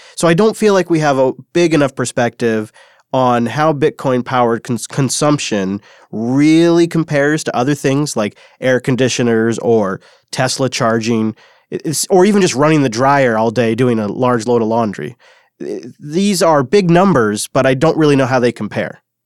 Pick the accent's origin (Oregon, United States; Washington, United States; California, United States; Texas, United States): Washington, United States; In one small town in my home state, Washington, it's called Wenatchee